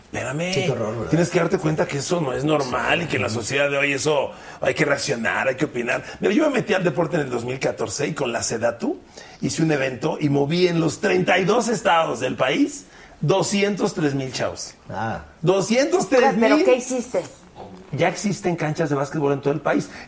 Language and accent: Spanish; Ecatepec, State of Mexico, Mexico; Yo he sido del Estado de México toda mi vida. ¿eh? Yo crecí en Ecatepec y ahora vivo en Lucan